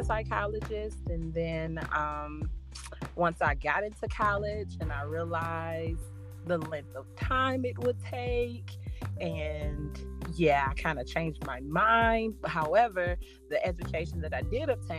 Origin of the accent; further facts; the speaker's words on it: Grand Rapids, Michigan, United States; I grew up in Grand Rapids, Michigan, on a one-way street, 707 Alexander, and that is where I am from